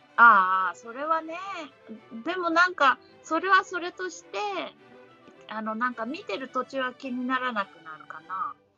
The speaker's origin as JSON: {"language": "Japanese", "region": "Ehime", "country": "Japan", "tie": "born or raised there"}